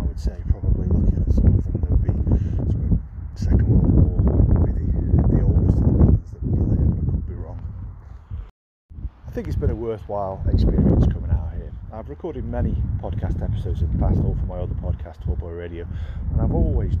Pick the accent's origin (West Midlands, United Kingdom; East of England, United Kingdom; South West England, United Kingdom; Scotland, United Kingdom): West Midlands, United Kingdom; Burslem; born there; I was born in Burslem, which is why I wanted to start here.